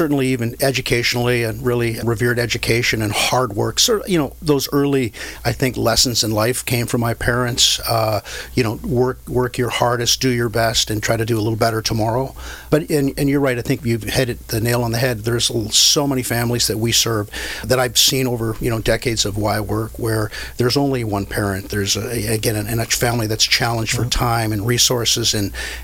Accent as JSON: {"language": "English", "town": "Vancouver", "region": "British Columbia", "country": "Canada", "tie": "born or raised there", "moved": "yes", "lives_now": "Anaheim, United States", "said": "I grew up playing sports growing up in Vancouver, British Columbia, Canada"}